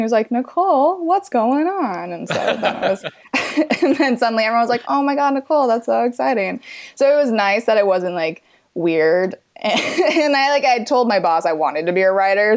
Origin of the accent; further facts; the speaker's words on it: Midwest, United States; moved away as an adult; now in Los Angeles, United States; I'm from the Midwest and I just missed my home and my family and all my like friends from back home.